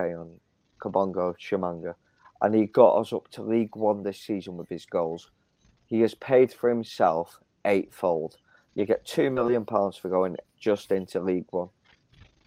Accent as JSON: {"language": "English", "town": "Manchester", "region": "North West England", "country": "United Kingdom", "said": "I'm a Manx, I'm from Manchester"}